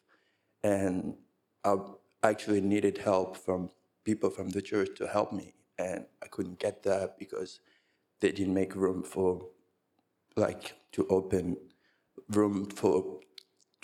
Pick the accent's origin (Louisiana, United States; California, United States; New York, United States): New York, United States; New York City; I'm from Brooklyn